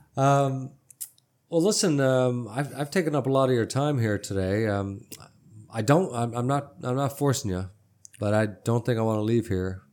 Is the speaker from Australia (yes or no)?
no; Newfoundland and Labrador, Canada; now in Texas, United States; I'm from Canada, I said that, but I'm from a place called Newfoundland and Labrador.